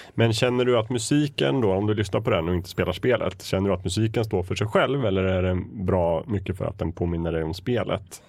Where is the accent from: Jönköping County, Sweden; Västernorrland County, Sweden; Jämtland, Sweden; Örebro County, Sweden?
Jämtland, Sweden; Östersund; Jag växte upp i Östersund